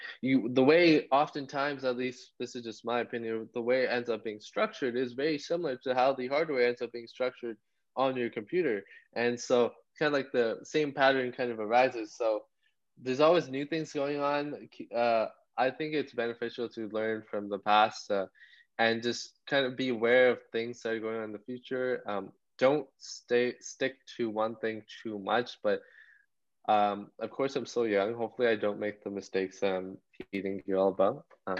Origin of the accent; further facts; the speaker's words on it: India; of course, I'm Indian, rural parts of India, like the smartphone boom back there.